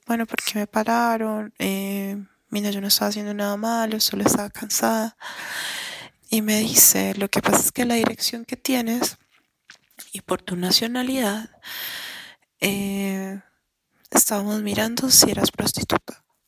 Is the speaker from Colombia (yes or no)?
yes; Colombia; soy colombiana